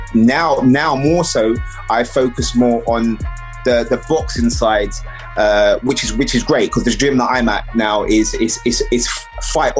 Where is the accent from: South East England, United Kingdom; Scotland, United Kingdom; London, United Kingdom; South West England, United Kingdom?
London, United Kingdom; I grew up in East London